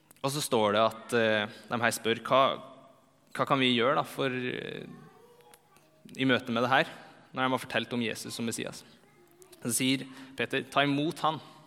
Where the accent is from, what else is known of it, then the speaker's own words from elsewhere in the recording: Trondheim, Trøndelag, Norway; moved away as an adult; also born or lived in Bergen; now in Oslo, Norway; det er fire år siden jeg flytta fra Trondheim